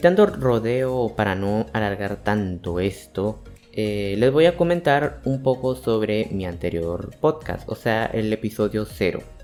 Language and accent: Spanish; Santander, Colombia; vivo en Colombia, Santander para ser precisos, o sea, soy un cachaco